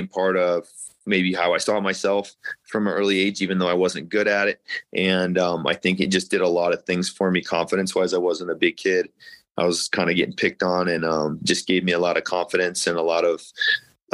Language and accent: English; Kansas City, Kansas, United States; moved away as an adult; also born or lived in Iowa / Missouri; now in Colorado Springs, United States; I'm from Kansas City